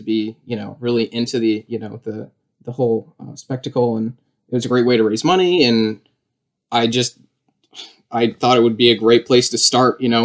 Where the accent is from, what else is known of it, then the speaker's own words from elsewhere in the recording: Alstead, New Hampshire, United States; I'm from Alstead, New Hampshire, which is like 35 minutes south of Claremont